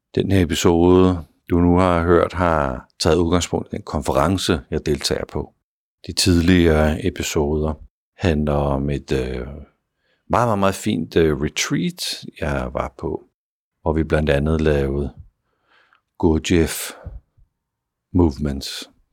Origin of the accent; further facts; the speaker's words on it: Denmark; vi gør det på som danskere